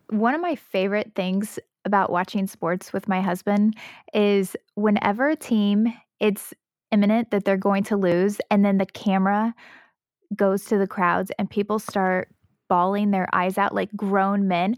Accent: Southern Indiana, United States; I'm from Southern Indiana

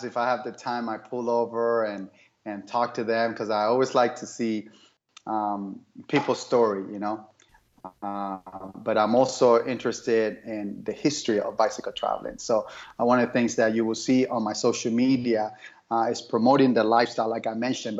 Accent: Miami, Florida, United States; moved away as an adult; now in Phoenix, United States; I grew up in Miami

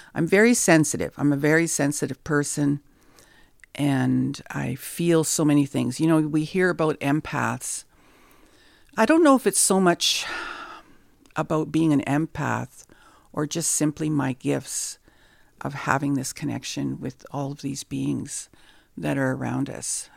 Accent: Nipigon, Ontario, Canada; I'm from the Red Rock Indian Band, and I'm happy to call this sacred land Nippin

